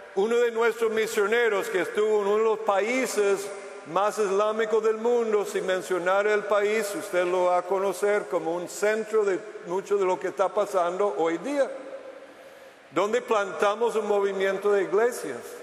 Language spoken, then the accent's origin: Spanish; United States; Spanish is a second language; moved away as an adult; now in Costa Rica; Hace 18 años estuve en mi país natal, Estados Unidos